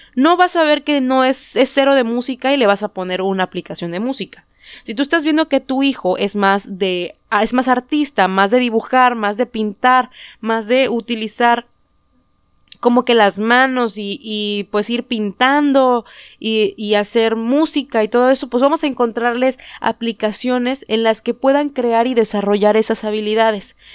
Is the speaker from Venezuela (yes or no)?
no; Mexico; first language Spanish; aquí en México, que nuestra lengua nativa es el español